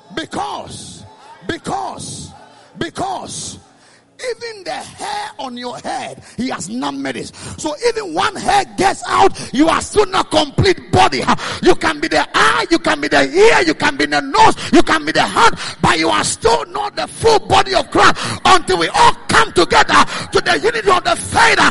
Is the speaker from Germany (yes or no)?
no; Ghana; I came from Ghana